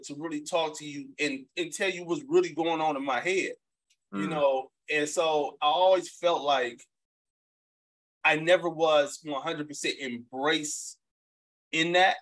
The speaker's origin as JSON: {"language": "English", "town": "Detroit", "region": "Michigan", "country": "United States", "tie": "born or raised there", "also_born_or_lived": "Atlanta / New York / Memphis / Texas", "moved": "as an adult", "lives_now": "Los Angeles, United States", "said": "I'm from 7 Mile and Ryan. Yeah. Born and raised."}